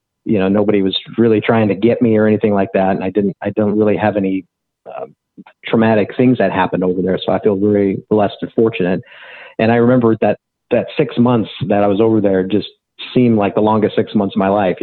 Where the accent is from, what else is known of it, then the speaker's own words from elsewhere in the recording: Beaverton, Oregon, United States; moved away as an adult; I grew up in Beaverton, Oregon